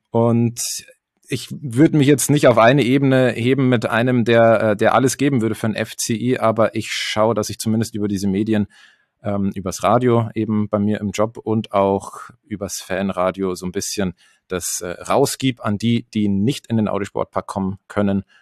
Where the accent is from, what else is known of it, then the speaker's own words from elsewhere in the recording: Pfaffenhofen, Bavaria, Germany; Ich komme aus Pfaffenhofen, das ist zwischen Ingolstadt und München.